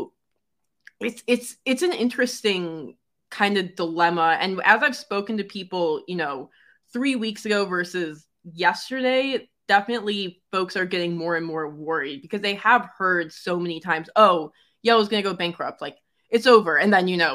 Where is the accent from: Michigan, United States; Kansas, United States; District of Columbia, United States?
Michigan, United States; Detroit; growing up in Detroit where basically everyone is in a union